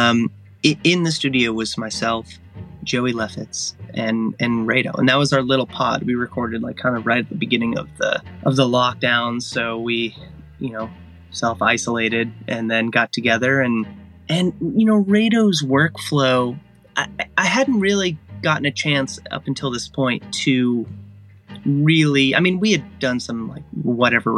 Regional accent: Agoura Hills area, California, United States; I visited his grave, which is located just outside my hometown

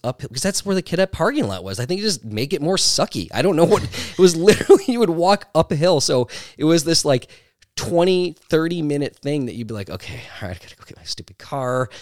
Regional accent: Milwaukee, Wisconsin, United States; I grew up in Milwaukee

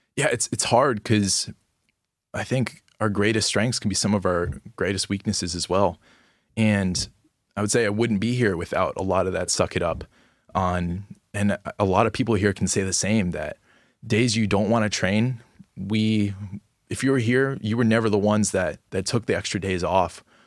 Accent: Gainesville, Florida, United States; I'm from Gainesville, Florida, and I'm a sophomore

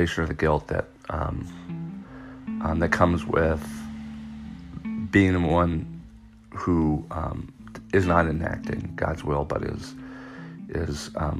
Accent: United States; as an American

